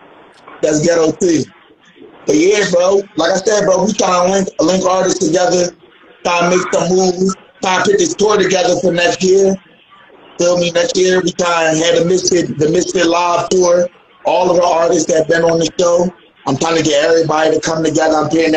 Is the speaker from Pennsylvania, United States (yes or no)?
yes; Philadelphia, Pennsylvania, United States; But I'm from Philly.